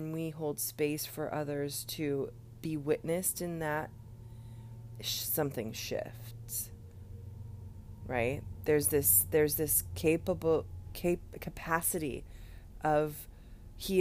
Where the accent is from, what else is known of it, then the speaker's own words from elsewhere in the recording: United States; we as an American culture